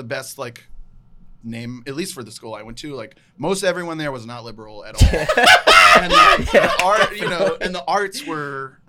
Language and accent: English; Salem, Virginia, United States; moved away; It's called Roanoke College in my hometown.